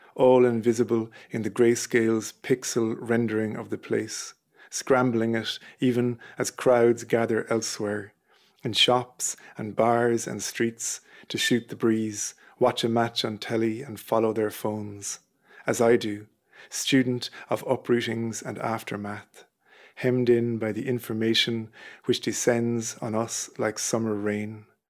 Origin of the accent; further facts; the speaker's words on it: Listowel, Munster, Ireland; moved away as an adult; also born or lived in London; now in Manchester, United Kingdom; I'm from Listool in North Kerry, and I live in Manchester